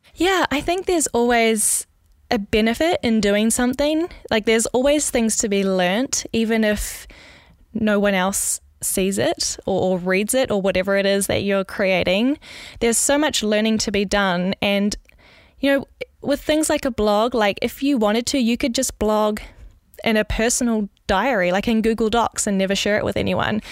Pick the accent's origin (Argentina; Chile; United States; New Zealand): New Zealand; moved away as an adult; now in Netherlands; I was actually born in New Zealand, in Gurukha